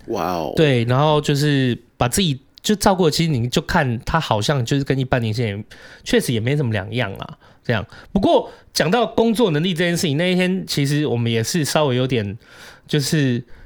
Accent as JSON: {"language": "Chinese", "region": "southern Taiwan", "country": "Taiwan", "tie": "born or raised there", "moved": "yes", "said": "我确实以前也有在南部长大"}